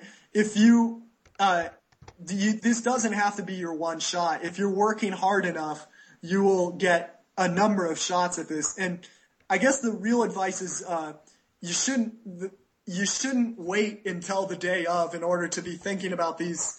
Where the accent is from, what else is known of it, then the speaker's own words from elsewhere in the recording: United States; now in Costa Rica; I'm American